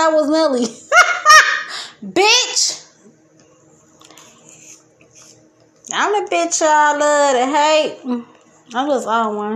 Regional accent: Detroit, Michigan, United States; I grew up in Detroit

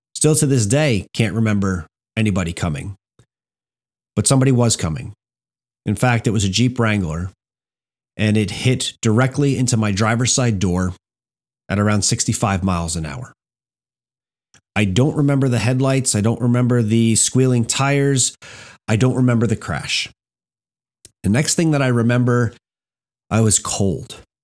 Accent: Hamburg, New Jersey, United States; I grew up in Hamburg, New Jersey

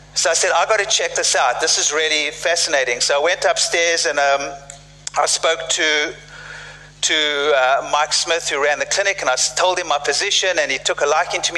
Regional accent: South Africa; moved away; I grew up in South Africa uh, during apartheid

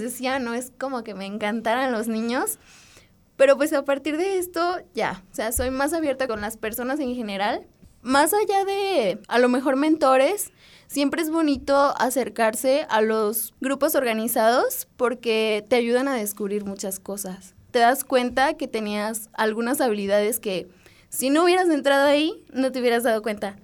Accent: Dolores Hidalgo, Guanajuato, Mexico; Yo soy de Dolores y estudio geología en la Escuela de Minas

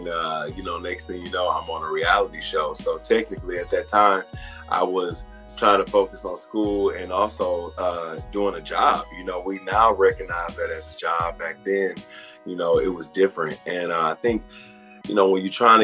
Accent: Beaumont, Texas, United States; moved away; I grew up in Beaumont, Texas, small town outside of Houston, Texas

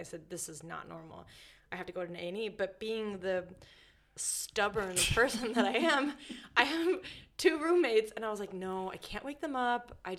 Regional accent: United States; accent: American; moved away; don't be confused by my American accent.

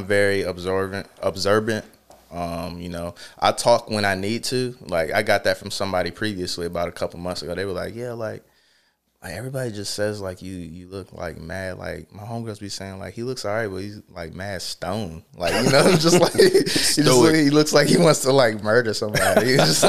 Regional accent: Charlotte, North Carolina, United States; Yeah, I'm from Charlotte.

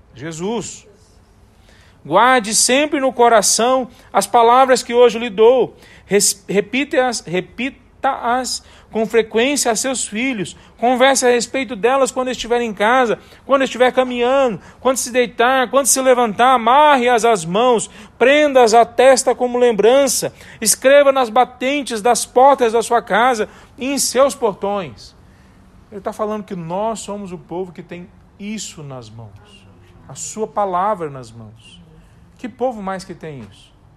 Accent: Taguatinga, Federal District, Brazil; moved away; Na minha infância, em Taguatinga, não era Barbacena, né? Mas quando eu era criança lá em Taguatinga, em Distrito Federal

